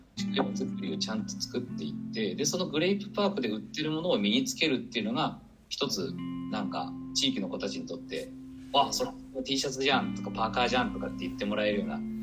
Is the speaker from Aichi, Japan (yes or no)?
yes; Toyokawa, Aichi, Japan; moved away as an adult; now in Nagoya, Japan; 自分の街が、自分の生まれ育った街